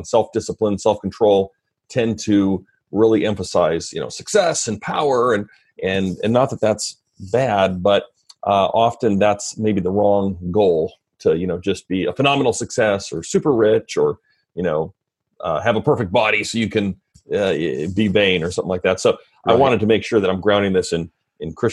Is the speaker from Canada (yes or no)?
yes; Red Deer, Alberta, Canada; moved away as an adult; also born or lived in Fort McMurray, Alberta; now in Vancouver, Washington, United States; I'm Canadian. So I grew up in first Fort McMurray, which is northern Alberta, and then central Alberta in a town called Red Deer